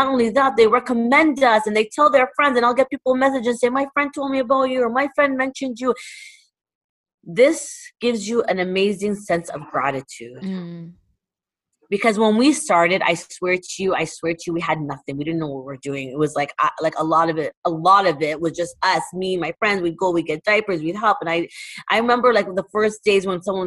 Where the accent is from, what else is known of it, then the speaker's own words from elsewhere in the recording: Toronto, Ontario, Canada; moved away as an adult; now in Dubai, United Arab Emirates; where I'm from Toronto, where we just talk to everybody